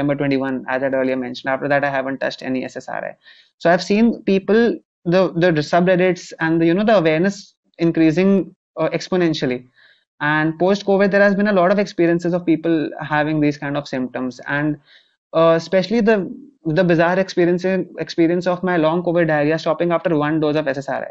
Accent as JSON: {"language": "English", "country": "India", "said": "I eventually took up psychiatry here in my home country."}